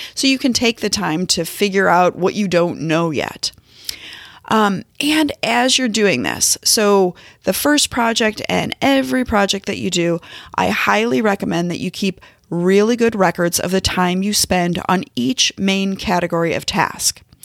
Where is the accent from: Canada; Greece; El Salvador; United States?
United States; St. Louis, Missouri; now in Kansas City, United States; I'm based in Kansas City. I'm from Saint Louis.